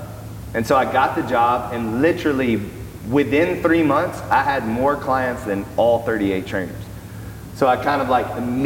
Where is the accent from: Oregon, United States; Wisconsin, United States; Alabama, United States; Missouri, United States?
Alabama, United States; Birmingham; moved away; I'm from Birmingham, Alabama. Graduated from Auburn University, played football there. So I'm in Birmingham, being a strength coach at Samford University.